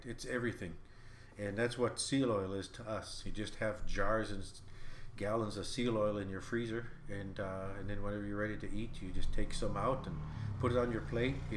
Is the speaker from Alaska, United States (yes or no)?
yes; Kotzebue, Alaska, United States; I was born and raised here and lived a subsistence life